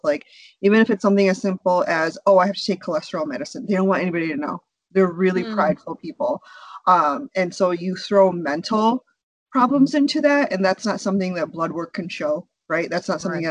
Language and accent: English; United States; also born or lived in India; we were both born in India. We moved here when we were young, and so we, we were raised here in America